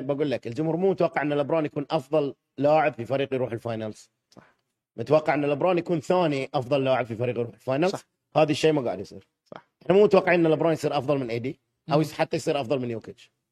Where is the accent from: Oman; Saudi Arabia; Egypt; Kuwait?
Kuwait; أنا كويتي أسكن هني